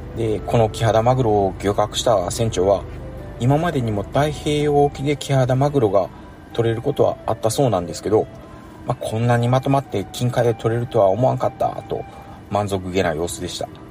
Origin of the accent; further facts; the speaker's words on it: Ehime, Japan; 地元の愛媛新聞社に応募したら技術系の社員として採用されました